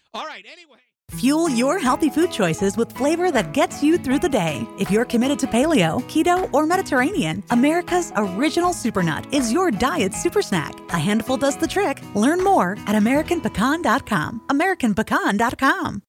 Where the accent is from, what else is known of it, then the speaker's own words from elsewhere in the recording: the East Coast, Northeast, United States; now in Claremont, United States; I'm from the East Coast in the Northeast